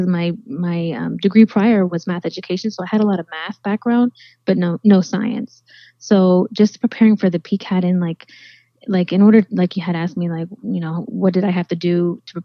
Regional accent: Florida, United States; I was raised right here in Florida by my dad with my sister growing up. We've lived here pretty much most our lives.

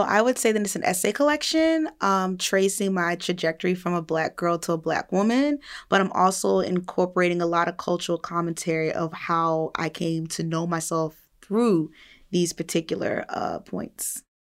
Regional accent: New Jersey, United States; I'm a woman from New Jersey

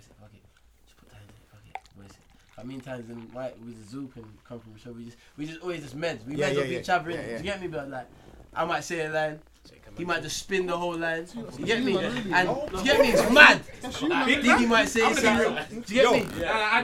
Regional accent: London, United Kingdom; I'm from Harden. I'm from NW10

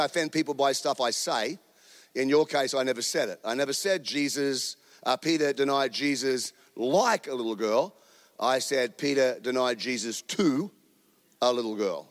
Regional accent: Australia; now in United States; I'm an Australian. I live in America.

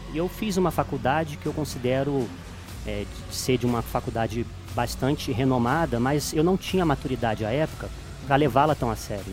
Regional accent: Petrópolis, Rio de Janeiro, Brazil; moved away as an adult; also born or lived in Juiz de Fora; now in Belo Horizonte, Brazil; sou natural de Petrópolis, estado do Rio de Janeiro. E moro aqui em Belo Horizonte desde 2016

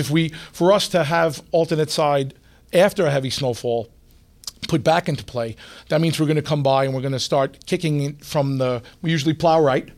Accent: New York City, New York, United States; I grew up in Queens

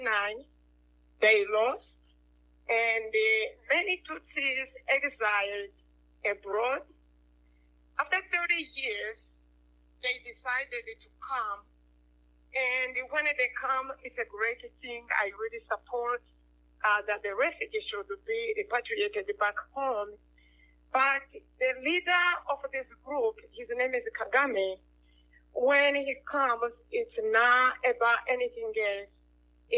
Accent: Rwanda; I am from Rwanda

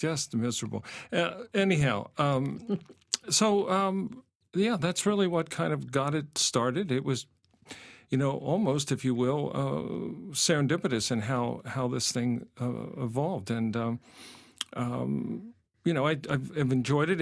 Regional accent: Pennsylvania, United States; moved away as an adult; also born or lived in Indiana; I'm, I'm from Pennsylvania originally

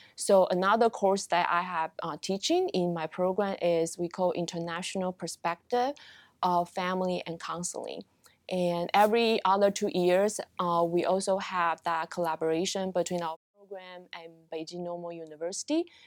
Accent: Taiwan; moved away as an adult; also born or lived in Oregon, United States / Georgia, United States / Connecticut, United States; now in United States; I am originally from Taiwan. Uh, pretty much, uh, grow up and receive my college education in Taiwan

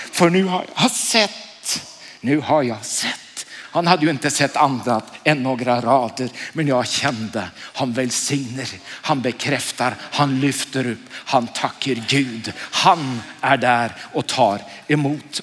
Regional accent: Oslo, Norway; Jag är från Oslo

